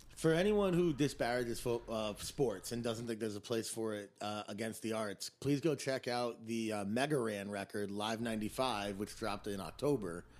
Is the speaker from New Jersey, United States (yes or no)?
yes; Teaneck, New Jersey, United States; also born or lived in Arizona; now in New York City, United States; I'm from Teaneck, New Jersey